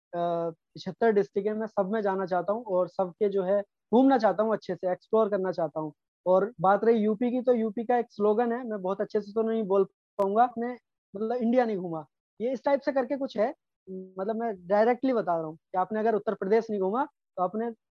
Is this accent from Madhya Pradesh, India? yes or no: no; Moradabad, Uttar Pradesh, India; हमारे मुरादाबाद में